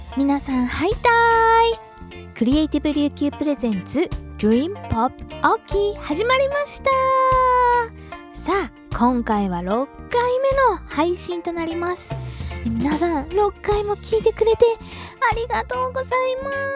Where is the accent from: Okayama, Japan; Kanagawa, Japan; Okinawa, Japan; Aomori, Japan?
Okinawa, Japan; 私は日本人として沖縄で生まれ育ってる